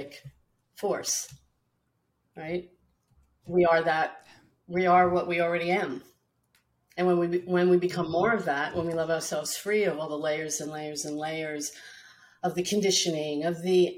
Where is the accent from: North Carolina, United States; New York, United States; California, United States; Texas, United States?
New York, United States; New York City; growing up in Brooklyn in a Catholic, you know, American, Italian American family